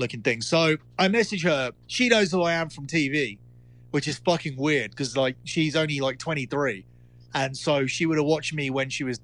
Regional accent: Essex, East of England, United Kingdom; from Essex

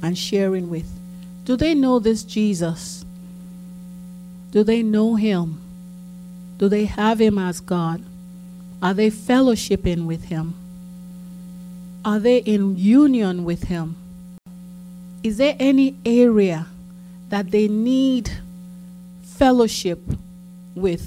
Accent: Lagos, Nigeria; now in United States; as a child growing up in Akoka

